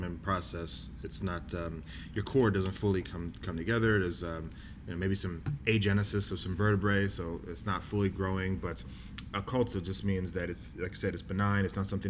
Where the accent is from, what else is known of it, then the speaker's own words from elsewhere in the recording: Galloway, New Jersey, United States; moved away as an adult; also born or lived in Houston, Texas / Bahamas; now in Boston, United States; we moved to Jersey, and that's where I grew up